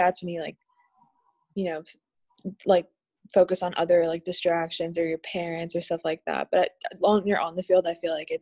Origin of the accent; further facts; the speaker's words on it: Southern California, United States; moved away as an adult; now in Mexico; I grew up in Southern California